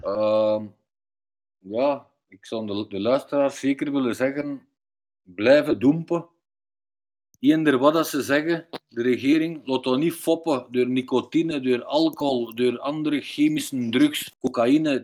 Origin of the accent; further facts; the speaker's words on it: Belgium; ik ben ook half Turks, half Belgisch